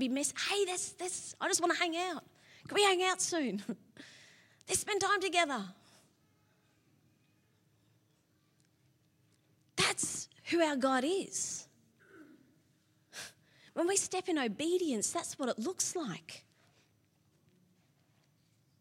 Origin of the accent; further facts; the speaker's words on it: Sydney, New South Wales, Australia; now in Melbourne, Australia; My brother Matt got married first, and we're from Sydney